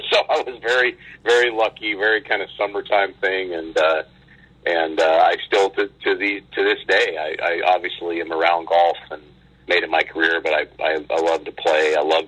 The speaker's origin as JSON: {"language": "English", "region": "Utah", "country": "United States", "tie": "born or raised there", "said": "Yeah, I did, and it's you know, in Utah"}